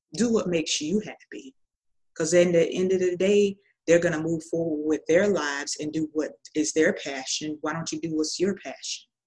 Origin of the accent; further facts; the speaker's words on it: Tallahassee, Florida, United States; I'm from Tallahassee, Florida